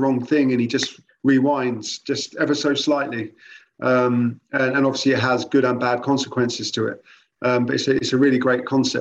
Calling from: Croydon, London, United Kingdom; I'm calling from Croydon, South London

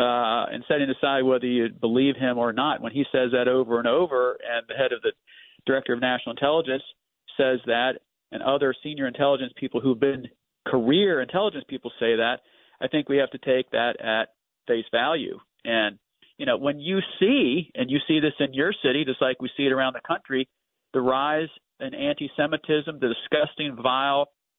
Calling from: Washington, District of Columbia, United States; The swamp, D.C.

